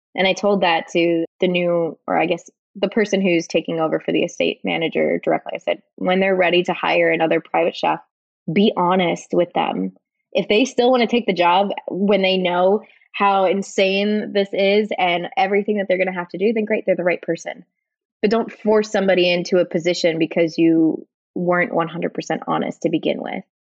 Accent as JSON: {"language": "English", "country": "Switzerland", "tie": "born or raised there", "moved": "yes", "lives_now": "United States", "said": "I grew up in Switzerland"}